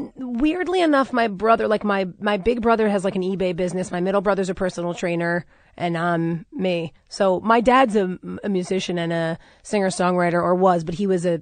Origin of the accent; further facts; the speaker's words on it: Oceanside, New York, United States; now in Los Angeles, United States; I grew up in Oceanside, Long Island.